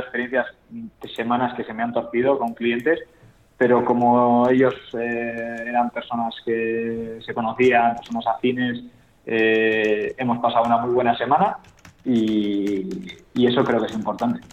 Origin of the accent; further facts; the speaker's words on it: Cantabria, Spain; Yo soy de Cantabria